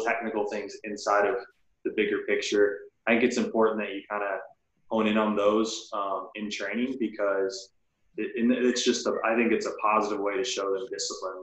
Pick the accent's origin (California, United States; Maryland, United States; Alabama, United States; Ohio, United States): Alabama, United States; Birmingham; moved away as an adult; now in South Florida, United States; I grew up in Birmingham, Alabama.